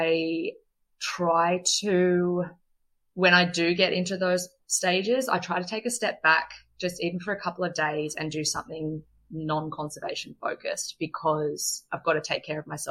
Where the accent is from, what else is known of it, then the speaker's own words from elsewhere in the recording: Australia; as an Australian